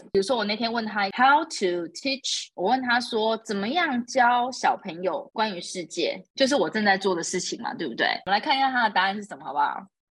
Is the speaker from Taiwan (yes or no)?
yes; Taiwan; now in Dubai, United Arab Emirates; 可是如果是以我们台湾人的标准来说，这根本就只是一场雨而已。